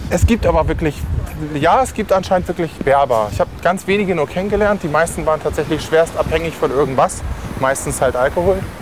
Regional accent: Lüneburg, Lower Saxony, Germany; in der Herberge zur Heimat in Lüneburg gemacht, in meiner Heimatstadt

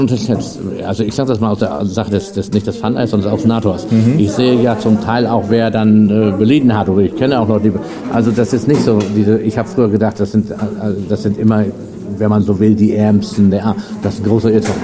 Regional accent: Norden, Lower Saxony, Germany; ich komme ja aus Norden Ostfriesland

